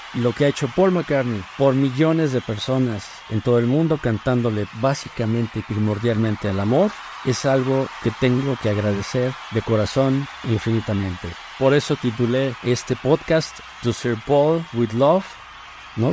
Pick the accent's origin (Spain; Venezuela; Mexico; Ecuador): Mexico